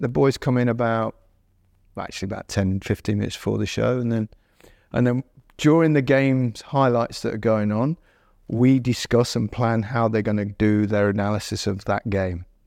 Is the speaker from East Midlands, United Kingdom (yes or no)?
yes; Leicester, East Midlands, United Kingdom; Leicester brand, which is, you know, my hometown